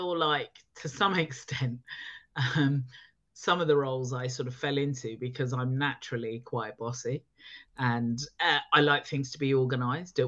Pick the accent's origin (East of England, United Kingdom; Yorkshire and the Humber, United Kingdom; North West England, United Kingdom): East of England, United Kingdom; Luton; moved away; also born or lived in Preston / Birmingham / London; I slowly moving back down the country because I was born in Luton